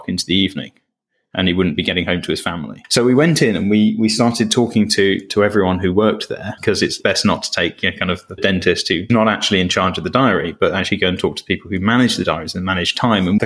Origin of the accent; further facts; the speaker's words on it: Cambridge, East of England, United Kingdom; growing up in Cambridge, which has got its own version of Silicon Valley